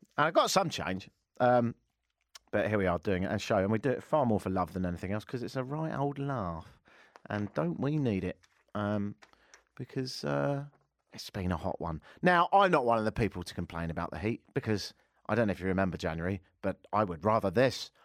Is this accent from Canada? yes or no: no; England, United Kingdom; moved away; I am a global dude, hence the, uh, accent. I'm English